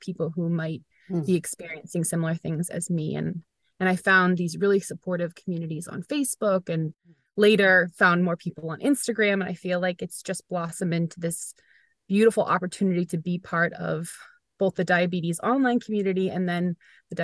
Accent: Weymouth, Massachusetts, United States; I was here in my hometown of Weymouth, where I still live.

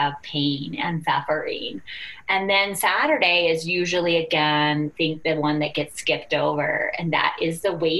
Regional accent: United States; we're from the United States

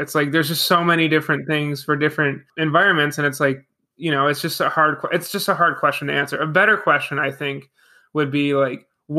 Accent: Buffalo, New York, United States; now in Maryland, United States; I'm originally from Buffalo, New York.

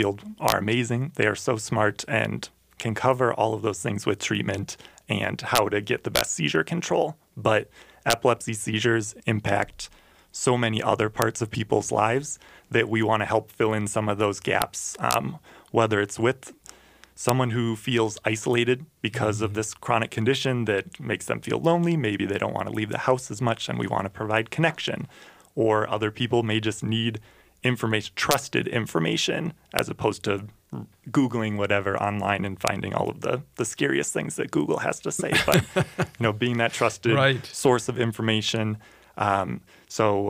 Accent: Hopkins, Minnesota, United States; I'm local. I grew up in Hopkins here

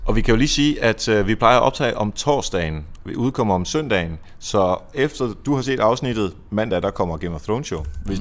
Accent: Denmark

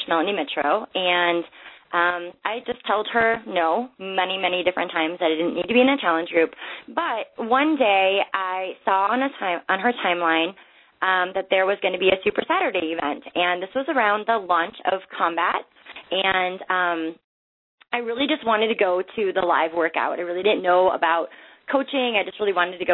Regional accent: Minnesota, United States; I grew up in Minnesota, so I was surrounded by hockey

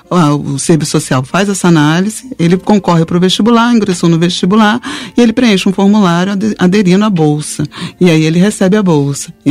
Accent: Rio de Janeiro, Brazil; Eu nasci na, eu sou da, nasci na Ilha do Governador, então é, minha família é da Ilha do Governador.

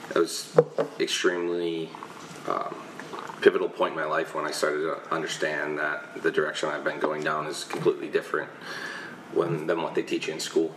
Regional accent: Chicago, Illinois, United States; moved away as an adult; also born or lived in Pennsylvania, United States; now in Hawaii, United States; i grew up in chicago uh, i stayed there until i was 18

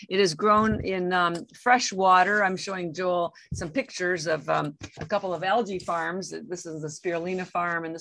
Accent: Canada; moved away as an adult; now in Boston, United States; I'm actually Canadian, although I've lived in the United States for 33 years

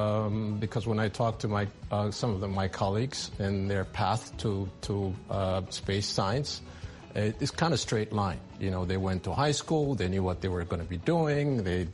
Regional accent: Ethiopia; moved away as an adult; also born or lived in France; I was born in Ethiopia. I went to a French school, local.

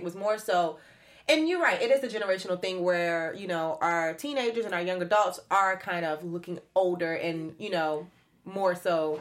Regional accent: Florida, United States; I'm from Florida, so there's like no sense of mm. snow

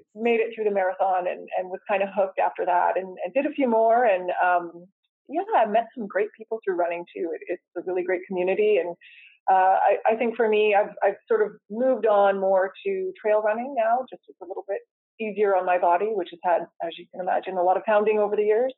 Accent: Coquitlam, British Columbia, Canada; I grew up in Coquitlam

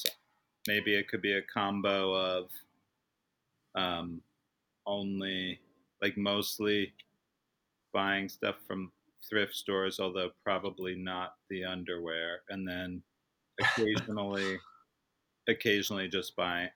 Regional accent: Baltimore, Maryland, United States; moved away; I grew up in Baltimore

